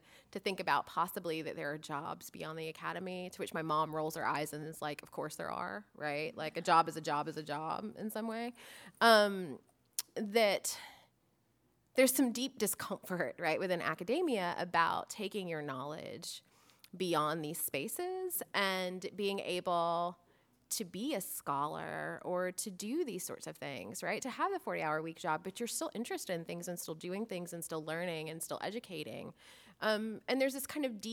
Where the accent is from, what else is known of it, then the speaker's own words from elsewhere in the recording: Florida, United States; I'm from Florida